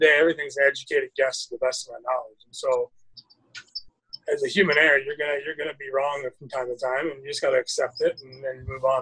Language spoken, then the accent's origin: English; Mukilteo, Washington, United States; now in Phoenix, United States; born and raised just north of Seattle in a, a little town called Mukilteo, Washington.